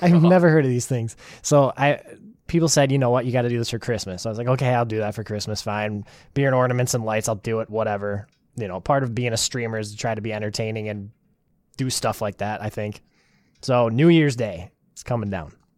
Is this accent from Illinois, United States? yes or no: no; Wisconsin, United States; I'm from Wisconsin